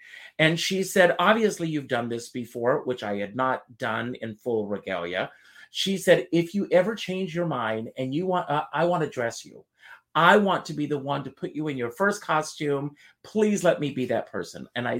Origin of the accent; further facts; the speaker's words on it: South Carolina, United States; moved away; when I was growing up in South Carolina